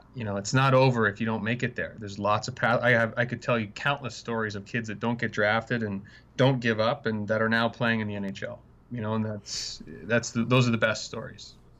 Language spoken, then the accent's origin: English; Canada; moved away; I'm Canadian. I love Canada